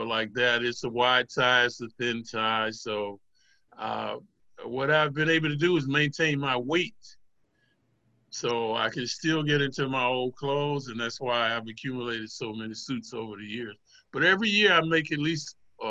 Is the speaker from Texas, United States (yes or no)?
no; Atlanta, Georgia, United States; moved away as an adult; also born or lived in New York; I'm from Atlanta, Georgia